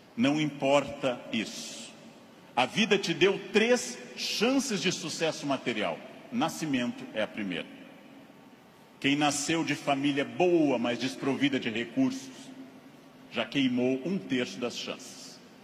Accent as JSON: {"language": "Portuguese", "region": "Rio Grande do Sul", "country": "Brazil", "tie": "born or raised there", "said": "Rio Grande do Sul, onde eu nasci"}